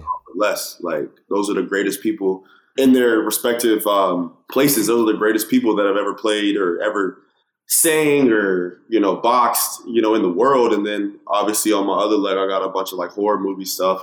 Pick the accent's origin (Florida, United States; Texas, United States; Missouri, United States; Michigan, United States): Texas, United States; Dallas; moved away; Julius Randle, uh, who I grew up with in Dallas.